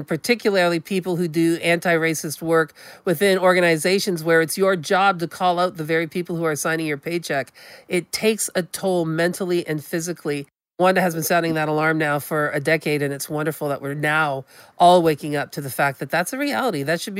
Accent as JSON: {"language": "English", "country": "Canada", "said": "from the Mi'kmaq Nation, the Wabanaki Confederacy"}